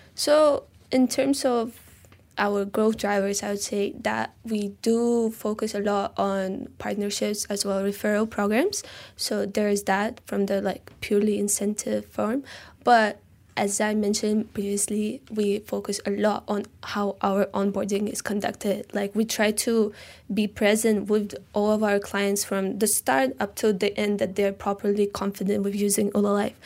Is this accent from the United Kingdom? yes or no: no; Tashkent, Uzbekistan; now in Malaysia; I'm from Tashkent, Uzbekistan, Central Asia